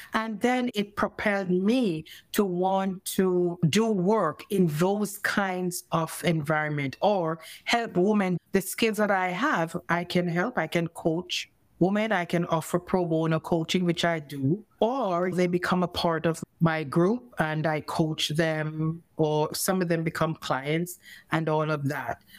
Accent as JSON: {"language": "English", "country": "Jamaica", "tie": "born or raised there", "first_language": "English", "moved": "as an adult", "lives_now": "Canada", "said": "I grew up in Jamaica where we use fork and knife and stuff."}